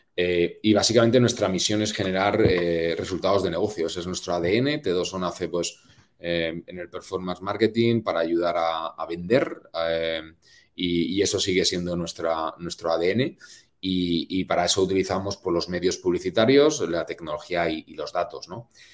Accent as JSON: {"language": "Spanish", "country": "Spain", "moved": "as an adult", "said": "como buen latino y buen español"}